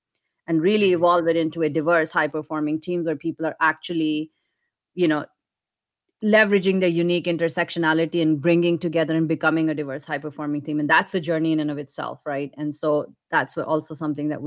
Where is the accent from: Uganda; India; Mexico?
India; moved away as an adult; now in United States; Me growing up in India